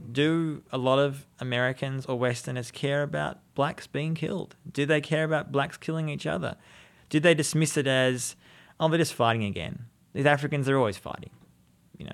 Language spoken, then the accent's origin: English; Australia; moved away as an adult; now in Jerusalem, Israel; I'm from Australia, as you can people mm-hmm. tell my accent, but I'm living in Jerusalem.